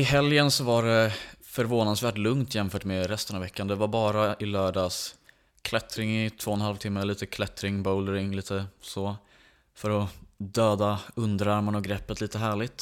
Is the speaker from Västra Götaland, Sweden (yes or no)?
no; Åkersberga, Stockholm County, Sweden; jag är uppväxt i Åkersberga och bor fortfarande där